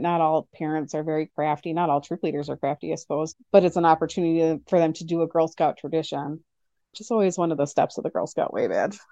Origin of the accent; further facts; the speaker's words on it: Nebraska, United States; now in Oshkosh, United States; I grew up in Nebraska